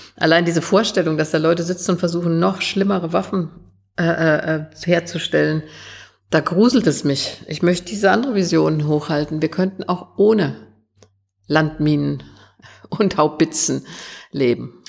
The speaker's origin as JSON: {"language": "German", "country": "Germany", "tie": "born or raised there", "said": "Ich bin nach 45 in Westdeutschland geboren."}